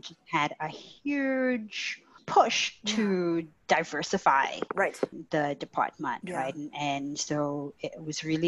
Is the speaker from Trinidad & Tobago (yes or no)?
yes; Trinidad & Tobago; moved away; I grew up in Trinidad and Tobago